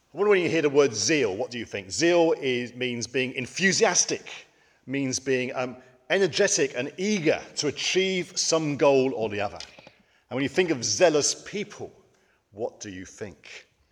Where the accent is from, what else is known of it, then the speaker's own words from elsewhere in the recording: United Kingdom; as British people